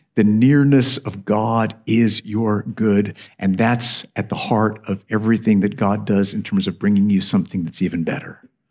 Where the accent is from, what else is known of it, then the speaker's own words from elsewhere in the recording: United States; now in United Kingdom; I'm an American